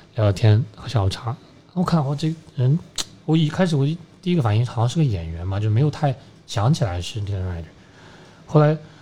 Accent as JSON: {"language": "Chinese", "country": "China", "said": "我是中国来的一个滑手"}